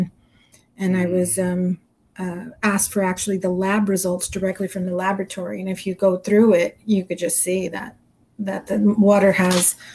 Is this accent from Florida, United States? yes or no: no; Los Angeles, California, United States; I'm from Southeast, South Central